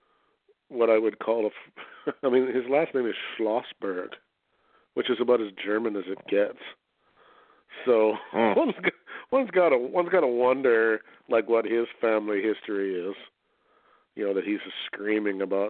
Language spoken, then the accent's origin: English; Canada; being a Canadian